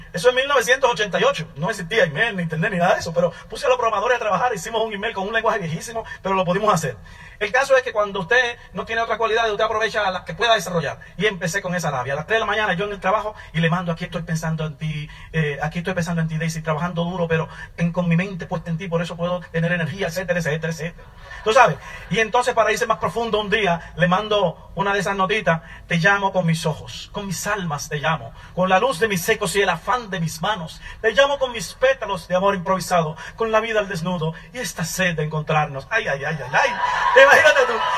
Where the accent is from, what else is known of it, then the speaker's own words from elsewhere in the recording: Santo Domingo, Distrito Nacional, Dominican Republic; moved away; also born or lived in New York, United States / Virginia, United States; yo nací y me crié en Santo Domingo, en la ciudad, en el suburbio, en un barrio.